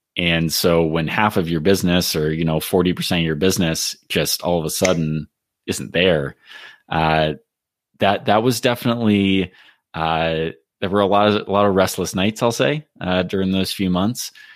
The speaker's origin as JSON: {"language": "English", "region": "California", "country": "United States", "tie": "born or raised there", "said": "I grew up in California as well"}